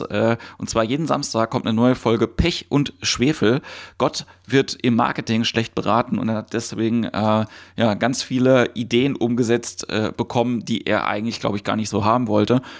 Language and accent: German; Ludwigshafen, Rhineland-Palatinate, Germany; also born or lived in Mannheim; Ich bin in Mannheim geboren, in Ludwigshafen aufgewachsen